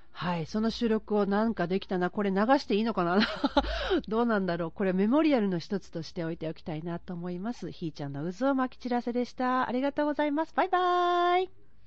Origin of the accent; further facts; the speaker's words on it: Osaka, Japan; 生まれたところは、こっからほんの近いところにあるから、うん、生まれ育ったところが、うん、あの、鶴見区って言って、ほんまにごく近所なの